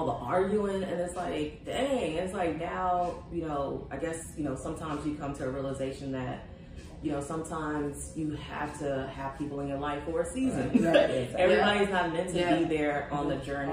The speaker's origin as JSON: {"language": "English", "town": "Houston", "region": "Texas", "country": "United States", "moved": "yes", "lives_now": "Los Angeles, United States", "said": "I'm from Houston"}